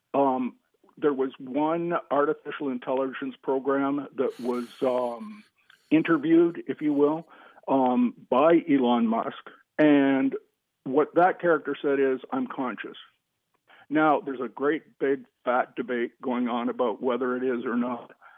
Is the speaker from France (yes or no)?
no; Canada; I'm a Canadian